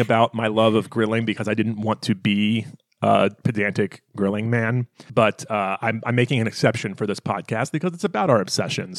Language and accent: English; the American South, United States; I grew up in the American South